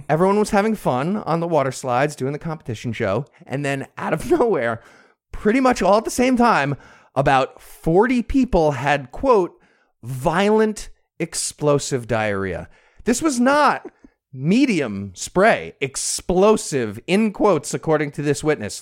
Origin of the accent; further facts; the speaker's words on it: United States; I actually grew up right next to Bergen County